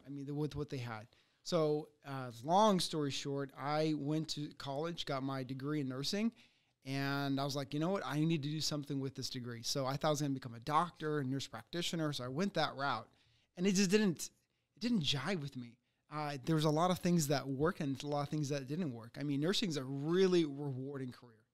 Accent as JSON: {"language": "English", "country": "United States", "tie": "born or raised there", "also_born_or_lived": "Ukraine", "said": "I came here when I was six years old from Ukraine."}